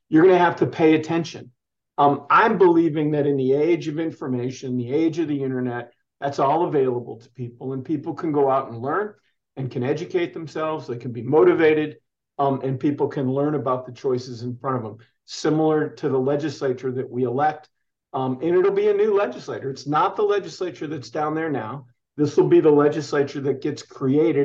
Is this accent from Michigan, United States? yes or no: yes; Ann Arbor, Michigan, United States; now in Arizona, United States; as a young man growing up in Ann Arbor, Michigan